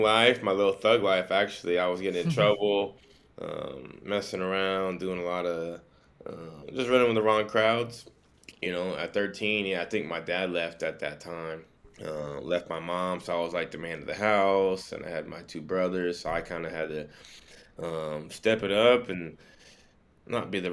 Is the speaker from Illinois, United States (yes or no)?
no; Sacramento, California, United States; also born or lived in Santa Barbara, California; I was born in Santa Barbara on the coast, you know, 3-4 hours away. Moved here when I was 4 to Sacramento. I've lived in Sacramento majority of my life, all around Sac